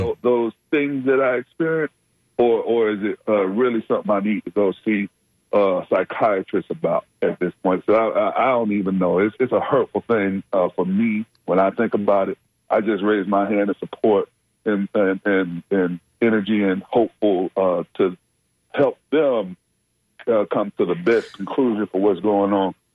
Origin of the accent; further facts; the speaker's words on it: Tampa, Florida, United States; my hometown over there, uh, Tampa